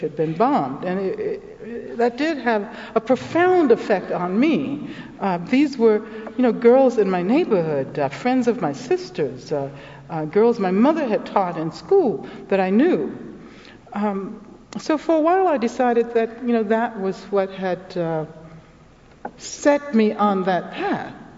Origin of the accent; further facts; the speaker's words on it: Birmingham, Alabama, United States; I'm from Birmingham, Alabama